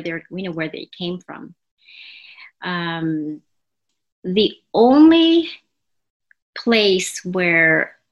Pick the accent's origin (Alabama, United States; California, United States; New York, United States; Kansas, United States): California, United States; Los Angeles; also born or lived in New Jersey / San Antonio; I was born and raised here in the States, born in New Jersey and raised in Los Angeles